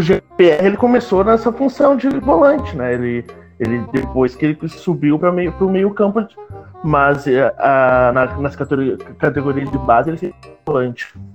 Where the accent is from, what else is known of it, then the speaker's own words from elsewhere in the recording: Canoas, Rio Grande do Sul, Brazil; sou torcedor do Grêmio, natural de Canoas